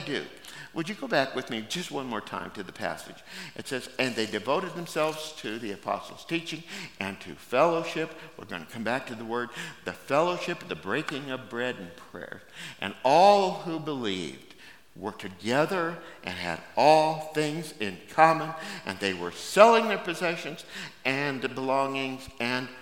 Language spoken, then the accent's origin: English; United States; We as American Christians